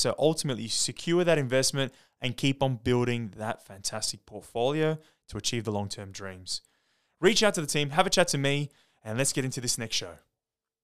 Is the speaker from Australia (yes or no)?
yes; Sydney, New South Wales, Australia; I'm a Westie. I've been born and bred in the West. I kind of escaped it